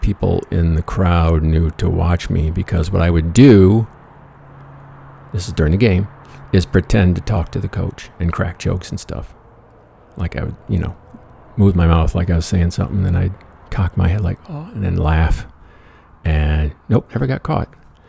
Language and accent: English; Michigan, United States; scholarship to Central Michigan, basketball scholarship, the Chippewas, a little tiny school just north of my hometown, which was nowhere as far as shit to do.